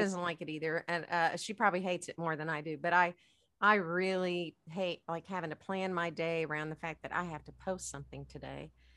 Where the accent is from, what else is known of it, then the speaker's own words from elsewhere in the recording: United States; as Americans